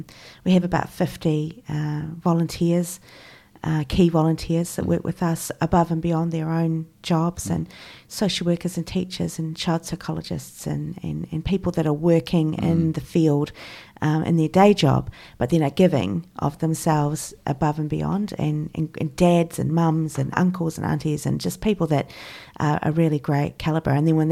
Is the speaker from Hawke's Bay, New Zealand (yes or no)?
no; Christchurch, Canterbury, New Zealand; So I grew up in Christchurch in your fairly typical mainstream European English kind of setting.